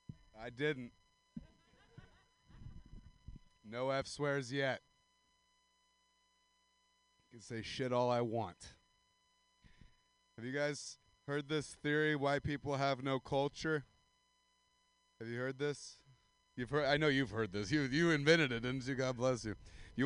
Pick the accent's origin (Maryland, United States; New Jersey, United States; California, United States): California, United States; Central Valley of; I'm from the Central Valley of California. And it's like Stockton, Modesto area.